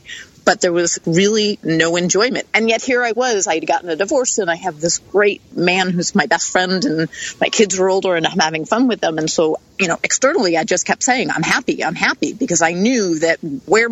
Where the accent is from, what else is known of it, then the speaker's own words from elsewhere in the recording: East Coast, United States; I grew up on the East Coast.